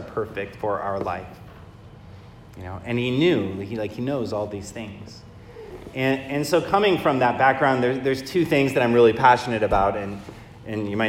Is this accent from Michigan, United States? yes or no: yes; Michigan, United States; I grew up in Michigan, and my father is an Irish immigrant